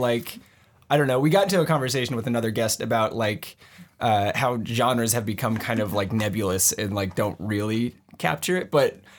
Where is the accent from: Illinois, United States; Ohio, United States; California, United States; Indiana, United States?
California, United States; San Jose; I'm from San Jose, and Shannon is also from San Jose